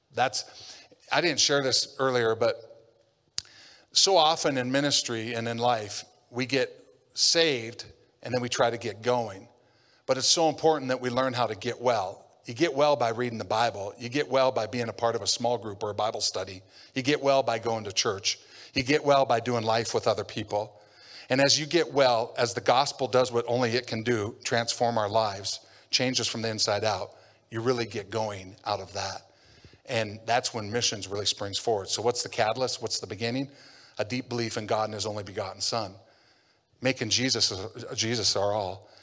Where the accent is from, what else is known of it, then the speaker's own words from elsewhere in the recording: Havre, Montana, United States; I grew up in Havre, Montana